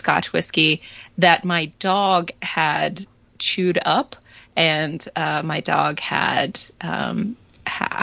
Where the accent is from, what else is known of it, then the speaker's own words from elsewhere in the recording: Massachusetts, United States; moved away; also born or lived in Florida; I've moved to Massachusetts, which is my home state, my native state, and I live basically on Cape Cod now